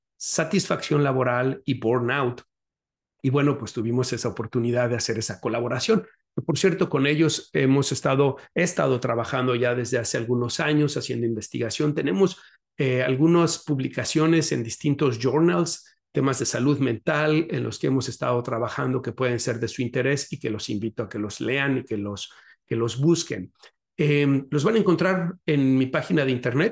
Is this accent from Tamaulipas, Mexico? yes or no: no; Guadalajara, Jalisco, Mexico; moved away as an adult; now in Chicago, United States; En Guadalajara estuve visitando a mis familiares, a mis seres queridos, pues es la tierra en donde nací y que me vio crecer